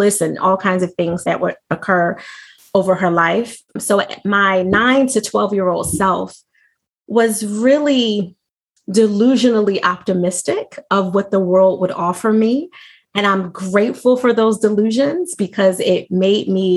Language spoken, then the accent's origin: English; Philadelphia, Pennsylvania, United States; from birth through 12, I lived in Mount Airy. I think you're familiar with that area, right outside of Chestnut Hill, West Oak Lane. And then I moved to South Philly